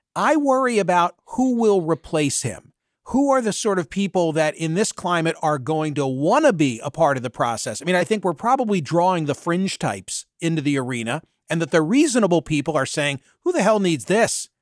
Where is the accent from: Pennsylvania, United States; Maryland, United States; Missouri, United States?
Pennsylvania, United States; Bucks County; the county in which I was born and raised lost more on September eleven than any other Pennsylvania county, because that county, Bucks County